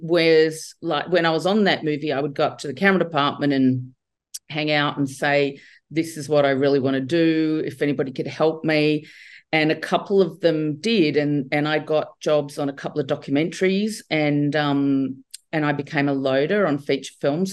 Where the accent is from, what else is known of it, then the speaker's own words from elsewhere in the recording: Australia; I grew up in Australia